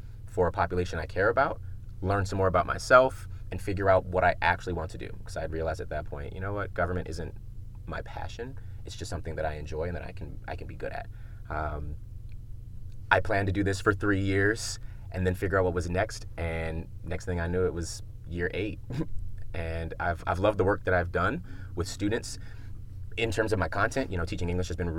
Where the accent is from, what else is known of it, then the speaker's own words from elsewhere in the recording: Prince George's County, Maryland, United States; I grew up in Prince George's County, right outside of DC.